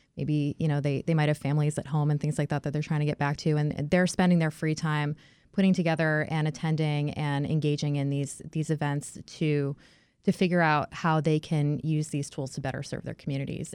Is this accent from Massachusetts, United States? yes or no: yes; near Boston, Massachusetts, United States; moved away; I grew up near Boston